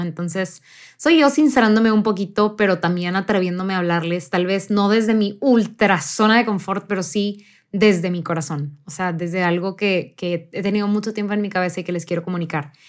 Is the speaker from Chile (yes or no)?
no; near the US border, northern Mexico, Mexico; yo crecí en México, en, específicamente en el norte de México, muy cercano a la frontera con Estados Unidos